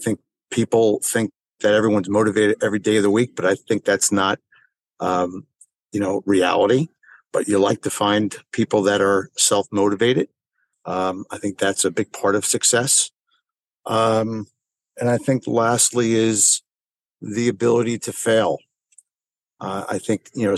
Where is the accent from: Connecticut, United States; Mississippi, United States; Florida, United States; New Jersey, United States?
New Jersey, United States; Springfield; I grew up in Springfield, New Jersey